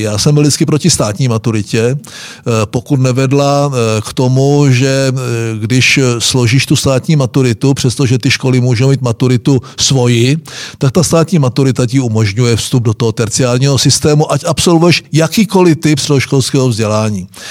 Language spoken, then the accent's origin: Czech; Moravian Wallachia, Czechia; my Valaši